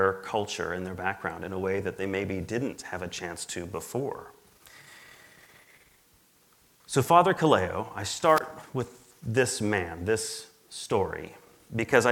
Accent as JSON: {"language": "English", "region": "Midwest", "country": "United States", "also_born_or_lived": "Hawaii", "moved": "as an adult", "lives_now": "Mountain Home, United States", "said": "I'm originally from the Midwest"}